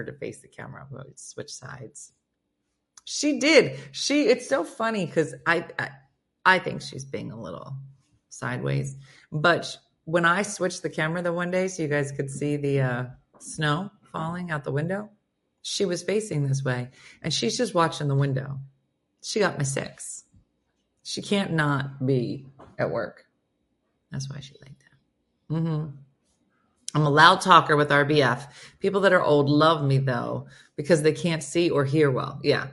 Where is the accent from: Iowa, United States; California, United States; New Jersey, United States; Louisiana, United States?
New Jersey, United States; I'm from New Jersey